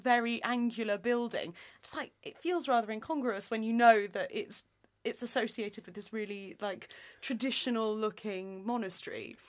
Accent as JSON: {"language": "English", "town": "Nottingham", "region": "East Midlands", "country": "United Kingdom", "said": "we are both from Nottingham"}